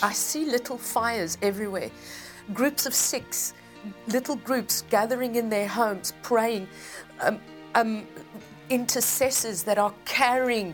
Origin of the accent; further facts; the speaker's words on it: South Africa; I grew up in South Africa